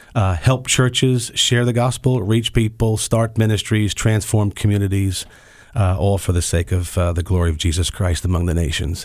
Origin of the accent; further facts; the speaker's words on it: New York City, New York, United States; also born or lived in Long Island; I was born in New York City in Jackson Heights, Queens.